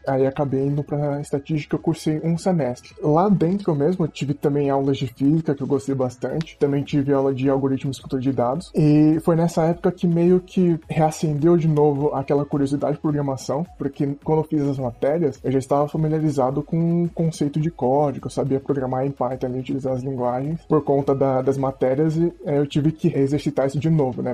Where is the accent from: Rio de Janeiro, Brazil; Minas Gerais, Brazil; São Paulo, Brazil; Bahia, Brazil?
São Paulo, Brazil; eu sou de Adema São Paulo e hoje eu tenho 22 anos